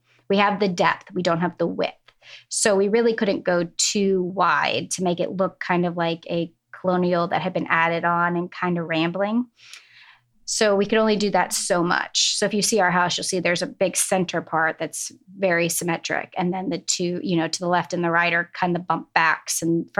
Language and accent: English; New England, United States; born there; I like to say it's because I was born in New England and we go back every summer.